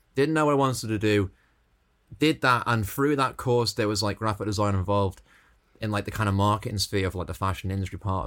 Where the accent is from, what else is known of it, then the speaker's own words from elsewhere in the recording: Stoke-on-Trent, West Midlands, United Kingdom; now in Dublin, Ireland; I was always growing up in Stoke, so my accents.